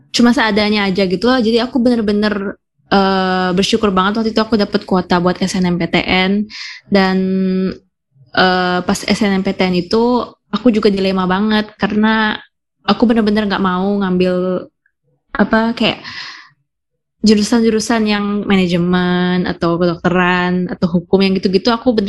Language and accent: Indonesian; Jakarta, Indonesia; Um, iya, uh, jadi aku nih dari Jakarta.